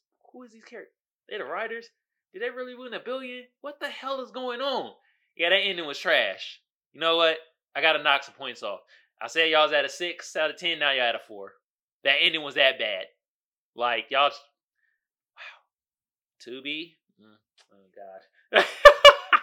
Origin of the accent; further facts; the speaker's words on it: Oakland, California, United States; I'm from there. I'm from the town. I'm from Oakland.